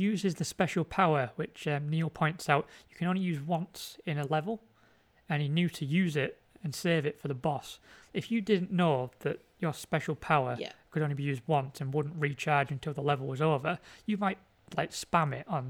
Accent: North West England, United Kingdom; No, I am from Cumbria.

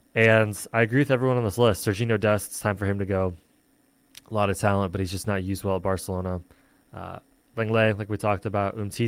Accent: United States; As an American

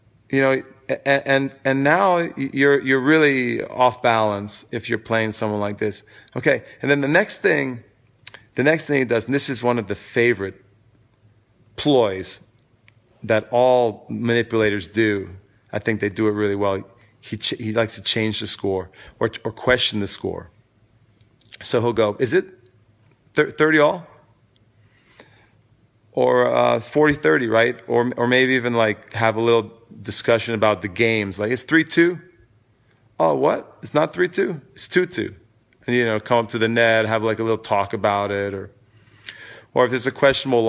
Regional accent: New York City, New York, United States; moved away as an adult; now in Vermont, United States; I'm from New York City, at least originally, and for many years, I've lived there.

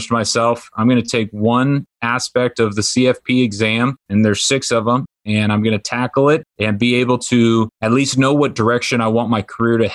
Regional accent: Orange County, California, United States; also born or lived in Washington State; I grew up in Orange County, California

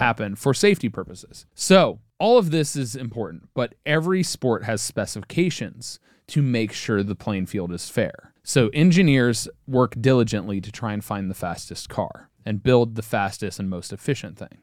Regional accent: Cincinnati, Ohio, United States; I'm from Cincinnati, Ohio, and I'm German, not French.

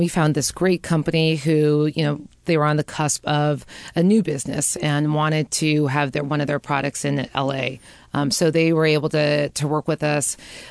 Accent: Oahu, Hawaii, United States; moved away as an adult; also born or lived in California; now in Seattle, United States; I am from Hawaii, born and raised on Oahu. From Oahu, went to college in California to Seattle. Been in Seattle for almost 20 years now

